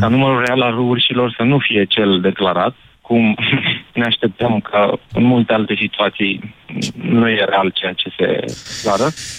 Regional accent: Brașov, Brașov County, Romania; sunt brașovean

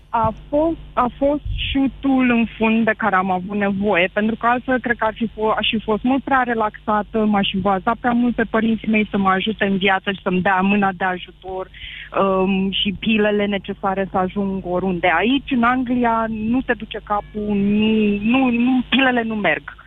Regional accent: Romania; moved away as an adult; now in Bristol, United Kingdom; Am plecat de acasă din România cu o valiză la 24 de ani

